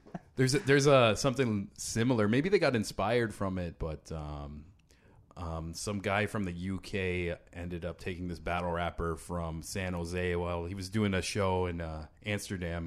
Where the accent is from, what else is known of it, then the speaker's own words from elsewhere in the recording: Niagara, Ontario, Canada; I'm from uh, Niagara too